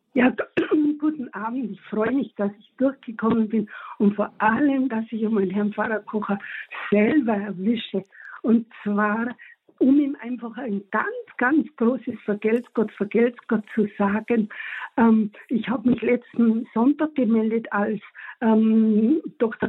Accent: Tyrol, Austria; moved away as an adult; also born or lived in Munich, Bavaria, Germany; bin ich dann mit meiner Familie, natürlich mit meinem besten Stück, meinem Mann aus Bayern wieder zurück in meine Heimat nach Tirol

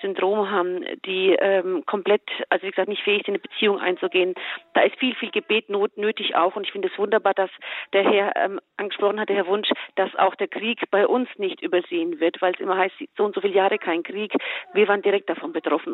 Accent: Germany; also born or lived in Croatia / Bosnia and Herzegovina / Munich area; Ich hatte das Privileg, in Deutschland aufzuwachsen

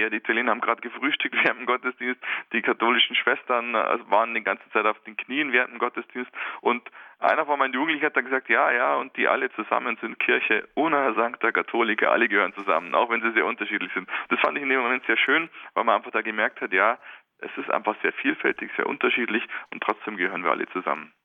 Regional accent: Germany; bei uns in Deutschland

